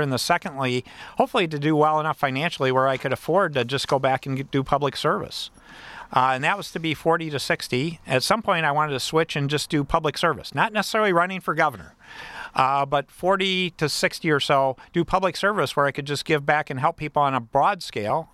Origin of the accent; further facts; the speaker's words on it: Battle Creek, Michigan, United States; I'm from Battle Creek